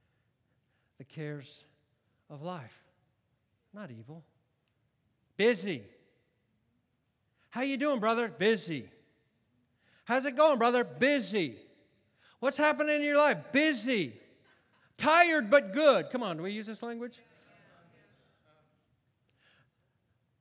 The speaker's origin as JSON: {"language": "English", "country": "United States", "said": "I'm an American"}